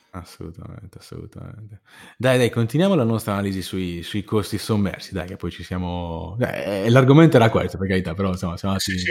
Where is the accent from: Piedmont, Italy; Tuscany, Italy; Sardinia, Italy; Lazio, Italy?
Sardinia, Italy; sono sardo